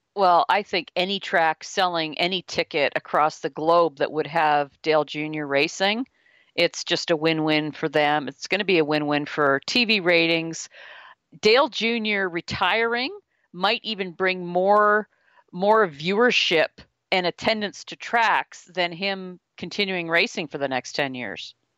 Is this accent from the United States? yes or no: no; Canada; being a Canadian